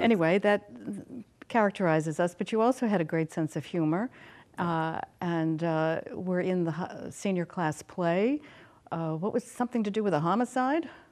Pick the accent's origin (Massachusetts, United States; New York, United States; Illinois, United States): Massachusetts, United States; Easton; my classmate from nineteen sixty, Oliver Ames High School